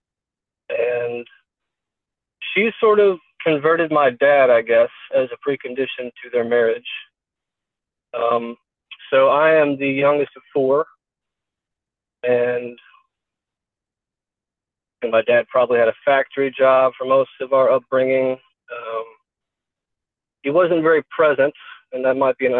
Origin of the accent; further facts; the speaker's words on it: Kentucky, United States; I'm from Kentucky